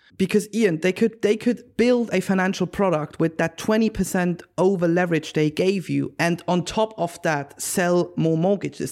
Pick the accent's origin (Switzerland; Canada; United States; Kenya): Switzerland; moved away; I am originally from Switzerland, and in the German-speaking area of Europe